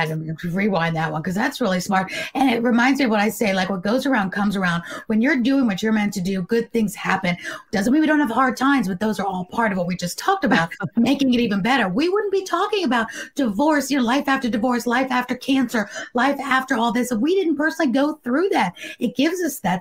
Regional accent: New York City, New York, United States; I was born and raised in New York City

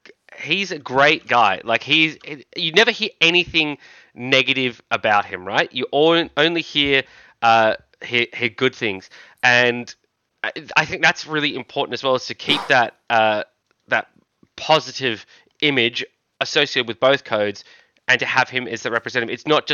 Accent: Australia; speaking as an Australian

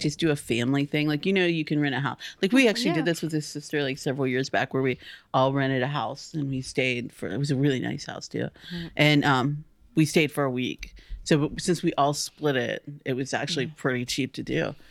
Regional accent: United States; We grew up on the Ohio River

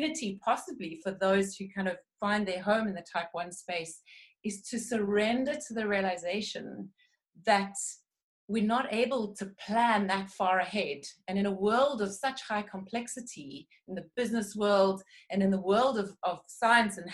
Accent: South Africa; now in United Kingdom; although I'm a British citizen, I hail from South Africa

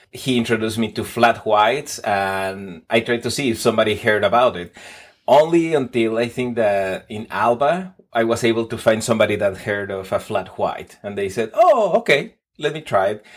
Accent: Mexico City, Mexico; English is a second language; moved away as an adult; now in Texas, United States; I was born in Mexico City, traveled around on my twenties, then relocated to the United States on my thirties

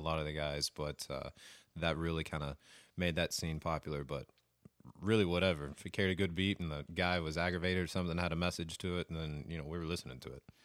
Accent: Lubbock, Texas, United States; I'm from Lubbock.

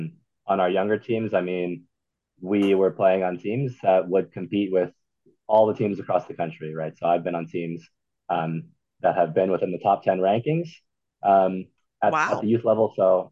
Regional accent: Manhattan Beach, California, United States; moved away as an adult; now in Utah, United States; we're from Manhattan Beach, California. So that's a suburb of LA. It's probably, 15 minutes south of Santa Monica

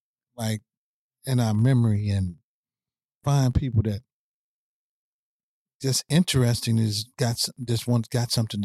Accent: St. Louis, Missouri, United States; I'm from St. Louis, Missouri.

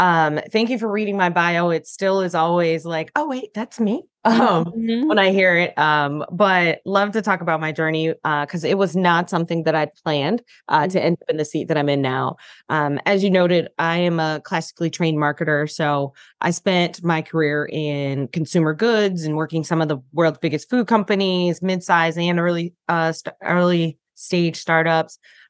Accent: Detroit, Michigan, United States; now in Charlotte, United States; I live in Charlotte. I'm originally from Detroit and have been a domestic nomad in between.

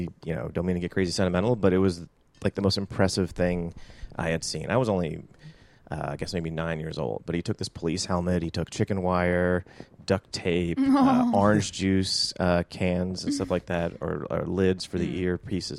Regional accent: Potomac, Maryland, United States; also born or lived in Berlin, Germany / Jackson, United States; Let's see. Potomac, Maryland, Berlin, Germany, and Jackson, Mississippi.

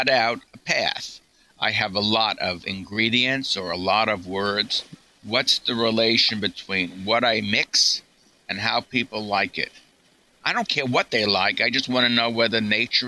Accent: New York, United States; I'm a New Yorker.

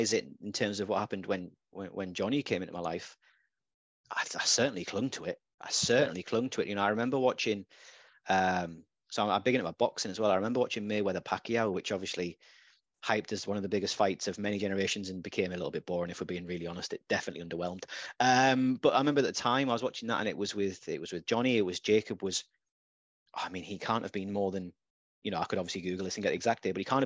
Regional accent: Redcar, North East England, United Kingdom; now in Gateshead, United Kingdom; I wasn't brought up in Gateshead or Newcastle. I was brought up in Redcar.

